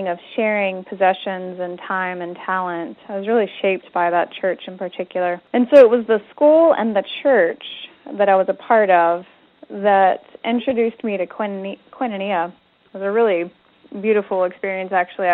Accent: East Tennessee, United States; grew up in East Tennessee, the very northeast tip of the state

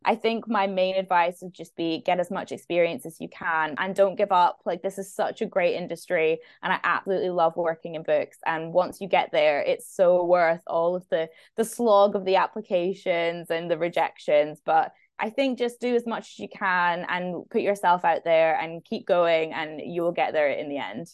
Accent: Scotland, United Kingdom; now in London, United Kingdom; I'm Scottish, and I'm living in London

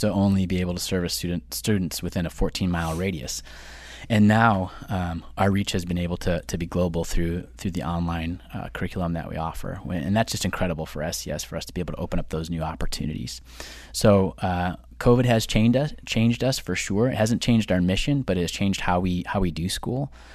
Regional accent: near Detroit, Michigan, United States; moved away as an adult; also born or lived in Tulsa, Oklahoma; now in Long Island, United States; I'm originally from, uh, little city just outside of Detroit, Michigan. I grew up there

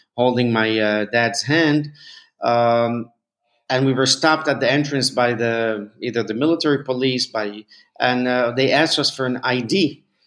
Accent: Mexico; moved away; we moved to Mexico. I grew up in Mexico

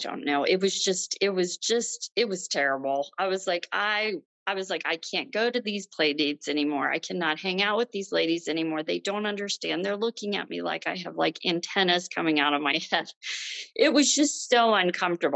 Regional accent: Ohio, United States; moved away as an adult; now in Michigan, United States; we're from Ohio

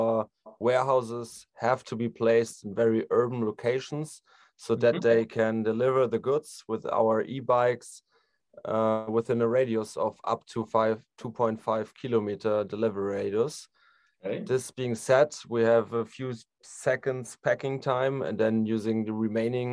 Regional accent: Frankfurt, Hesse, Germany; I'm also from Frankfurt am Main

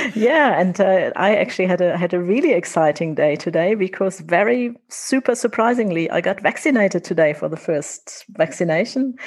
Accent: Germany; accent: German; now in Windhoek, Namibia; I'm not Namibian, I'm German.

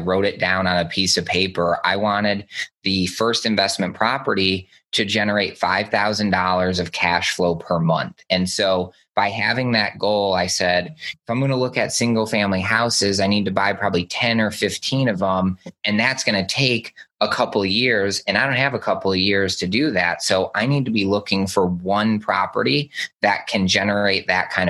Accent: just outside of Detroit, Michigan, United States; I grew up just outside of Detroit

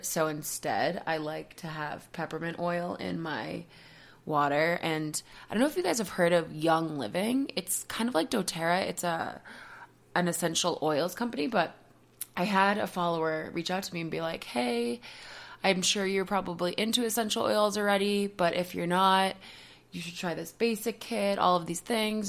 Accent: Marshfield, Massachusetts, United States; moved away as an adult; also born or lived in Boston; now in Colorado, United States; We left in September from my hometown of Marshfield

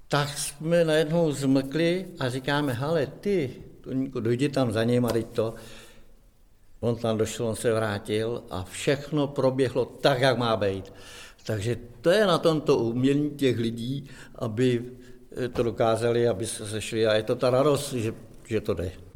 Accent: near Rabí, Plzeň Region, Czechia; Já pocházím kousek tady odsaď od Rábí z Buditit

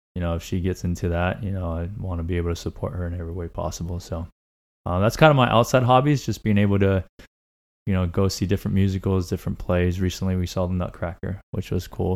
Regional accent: Laguna Niguel / Mission Viejo, California, United States; also born or lived in Tuxtla Gutiérrez, Chiapas, Mexico; I grew up up until I was about 10 years old in uh, Laguna Niguel. And then around 11 ish or so, we moved over to uh, Mission Viejo, and we've been here since

